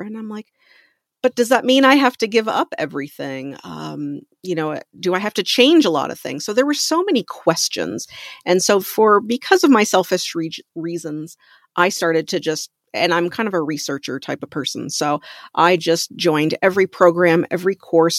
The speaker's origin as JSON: {"language": "English", "country": "Canada", "moved": "yes", "said": "I'm from Canada originally"}